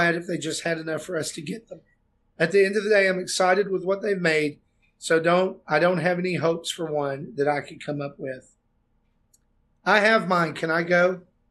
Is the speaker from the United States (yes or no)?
yes; the South, United States; I'm from the South.